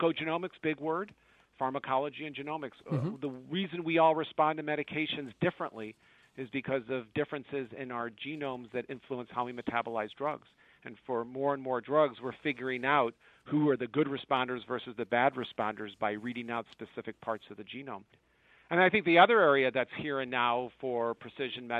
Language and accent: English; United States; as an American